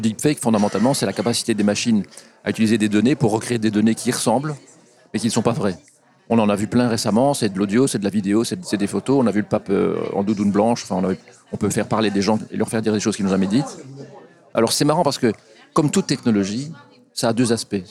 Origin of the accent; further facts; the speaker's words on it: Belgium; ici chez nous en Belgique